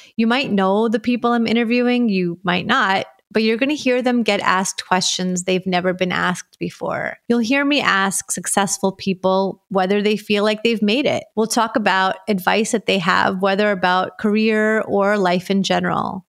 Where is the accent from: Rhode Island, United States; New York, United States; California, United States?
New York, United States; New York City; moved away as an adult; also born or lived in Soviet Union; now in South Florida, United States; I was born in the Soviet Union and grew up in Brooklyn, New York